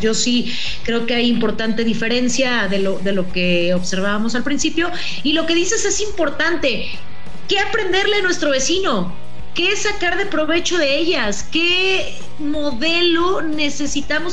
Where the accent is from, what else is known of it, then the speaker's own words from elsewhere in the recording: Mexico; nosotros como mexicanos, mexicanas